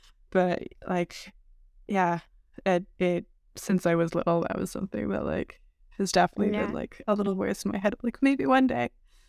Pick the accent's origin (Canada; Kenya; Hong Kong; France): Canada; now in United States; I'm from Canada. I'm first generation here.